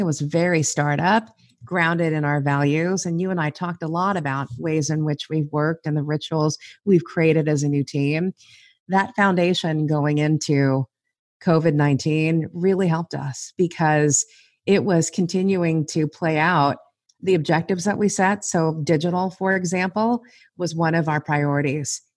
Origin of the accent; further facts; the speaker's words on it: Los Angeles, California, United States; I am a first generation American, born and raised in Southern California. We were raised in East L A.